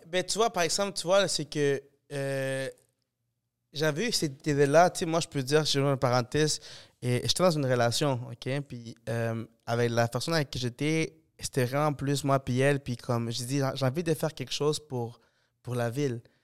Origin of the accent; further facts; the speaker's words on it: Montreal, Quebec, Canada; je suis de fucking Montréal